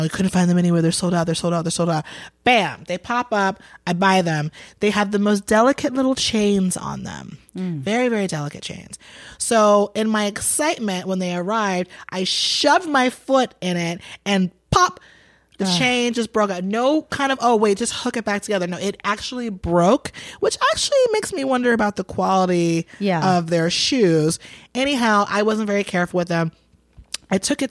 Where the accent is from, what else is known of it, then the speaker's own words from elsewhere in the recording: Atlanta, Georgia, United States; also born or lived in Boston, Massachusetts; I was raised in Atlanta